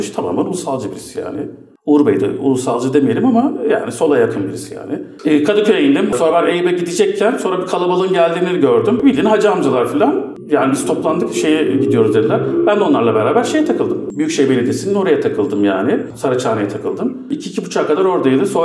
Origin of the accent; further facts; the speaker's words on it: United States; E çünkü Amerikalıyım ben.